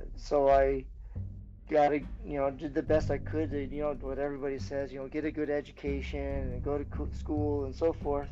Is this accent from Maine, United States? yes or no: yes; Maine, United States; I grew up in Maine. Mostly, we did a lot of moving around before I was six, basically, but as soon as we got planted in Maine, we grew up